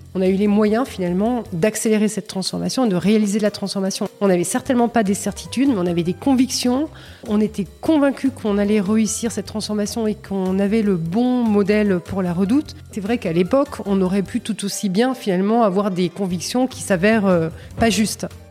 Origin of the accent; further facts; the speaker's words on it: Saint-Germain-en-Laye, Île-de-France, France; je suis née à Saint-Germain-en-Laye.